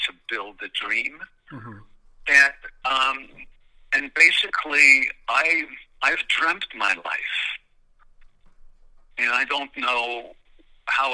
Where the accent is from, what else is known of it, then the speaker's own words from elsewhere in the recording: Montreal, Quebec, Canada; growing up in Montreal